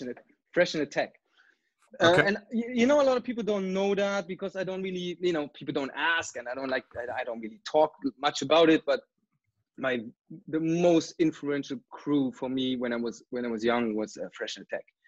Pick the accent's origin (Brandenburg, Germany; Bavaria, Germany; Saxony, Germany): Brandenburg, Germany; Brandenburg an der Havel; moved away as an adult; now in Canada; I grew up in a, in a small town which is outside of Berlin called Brandenburg